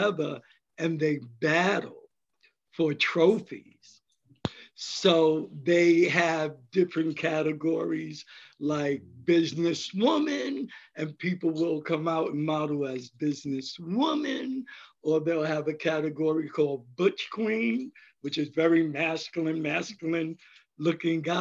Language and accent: English; New York City, New York, United States; I grew up in the Bronx